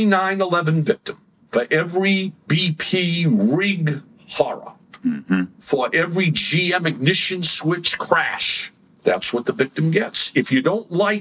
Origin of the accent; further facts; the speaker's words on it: Massachusetts, United States; I'm from Massachusetts